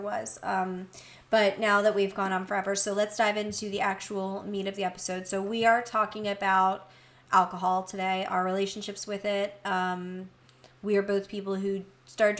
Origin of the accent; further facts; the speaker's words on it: Delco, Pennsylvania, United States; everyone in Delco, where I'm from